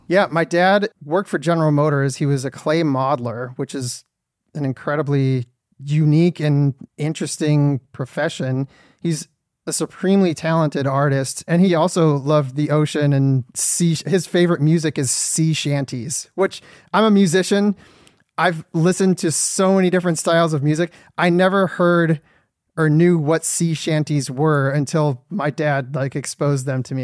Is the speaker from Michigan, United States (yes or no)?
yes; Detroit, Michigan, United States; I'm from Detroit, Michigan